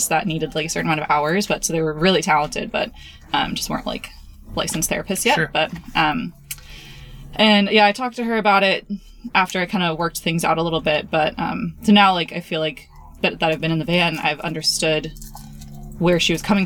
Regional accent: Napa, California, United States; I'm from Napa, California

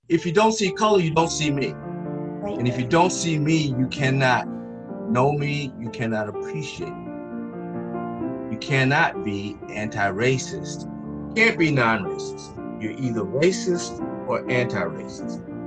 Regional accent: Greensboro, North Carolina, United States; I was born in 1948 in Greensboro, North Carolina

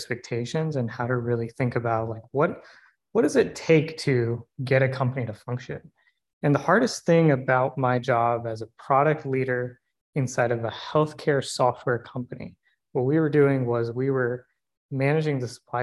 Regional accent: Raleigh, North Carolina, United States; I was born and raised in Raleigh

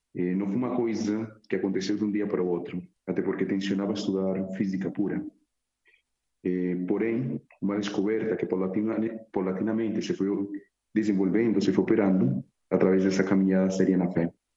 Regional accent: Medellín, Antioquia, Colombia; Portuguese is a second language; moved away as an adult; now in Évora, Portugal; nasci em Medellín, Colômbia

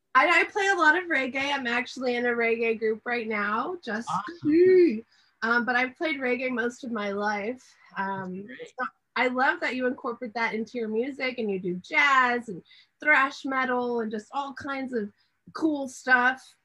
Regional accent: Texas, United States; I am from Texas

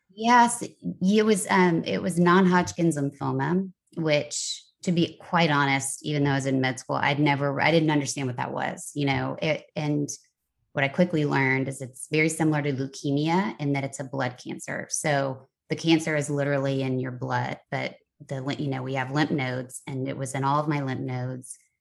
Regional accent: Texas, United States; moved away as an adult; also born or lived in Kentucky / Nashville, Tennessee / New York City / Los Angeles; I was born in Kentucky, raised in Texas, went to college in Nashville, Tennessee

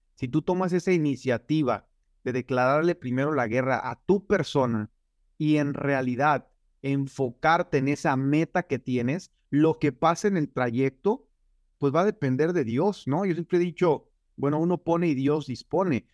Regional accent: Michoacán, Mexico; now in United States; yo soy de un pueblo muy pequeño en Michoacán, se llama, eh, bueno, Chaparaca

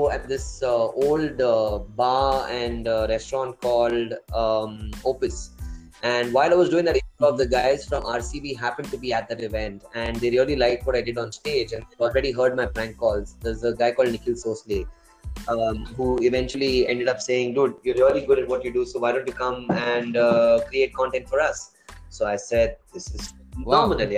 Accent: Bangalore, Karnataka, India; also born or lived in Coorg; I grew up around Dobru and Indranagar in Bangalore

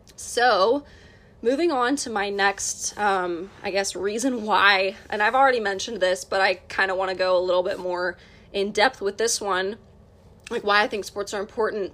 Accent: United States; As an American

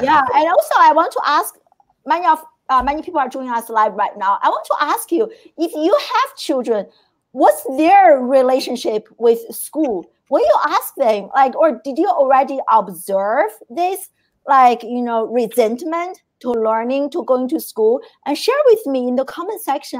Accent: China; moved away; I grew up in China

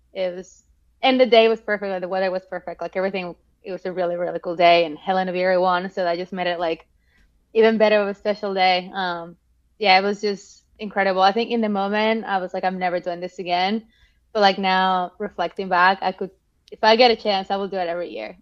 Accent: Mexico; moved away; also born or lived in Melbourne, Australia / Boston, United States; I'm from Mexico

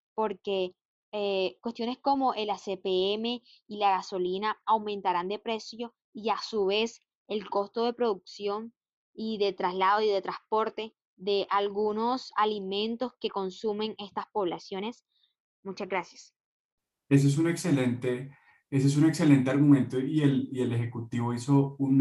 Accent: Venezuela; now in Chile; soy venezolana con nacionalidad colombiana, residente chilena hace varios años

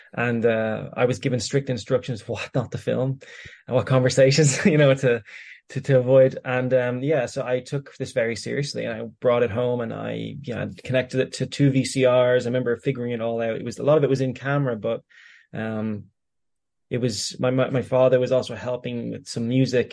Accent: Greystones, Leinster, Ireland; when I grew up in Greystones

